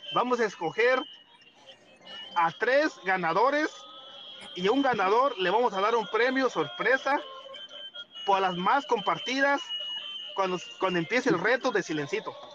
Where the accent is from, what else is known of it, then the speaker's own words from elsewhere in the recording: Guanajuato, Mexico; moved away as an adult; now in California, United States; yo soy de Guanajuato, pero ya estoy casi, casi de seis años aquí, aquí en California